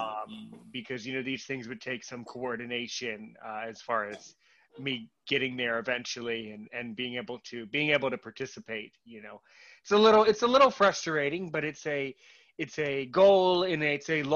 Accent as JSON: {"language": "English", "country": "United States", "said": "as an American"}